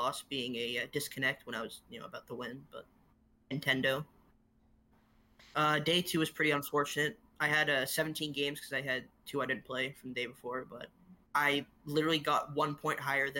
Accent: Toronto, Ontario, Canada; I'm a player from Toronto, Canada

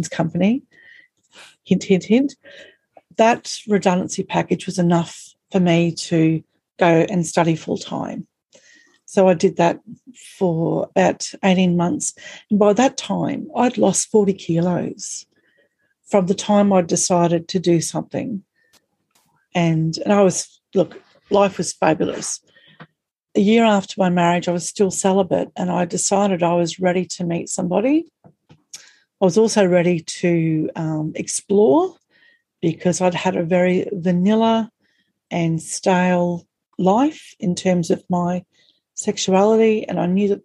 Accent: Australia; accent: strine; we're Australian and we have this really strawny accent

